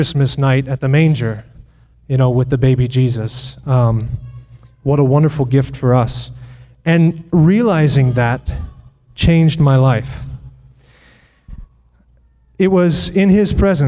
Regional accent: United States; I am from Putnam County, which isn't too far from here

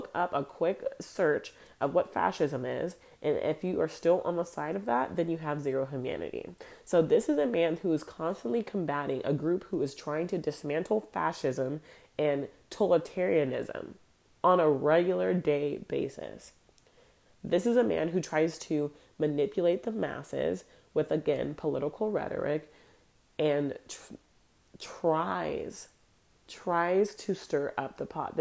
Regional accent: United States; I'm Black American

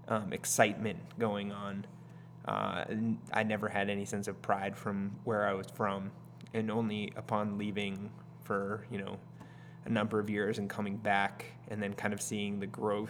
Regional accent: Salem, United States; I've lived here my whole life. That made me feel like a townie or something.

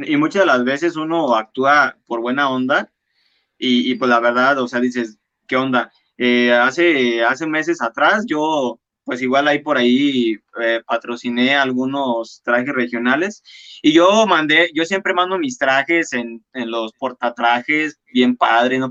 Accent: La Piedad, Michoacán, Mexico; soy diseñador michoacano y orgullosamente piedadense

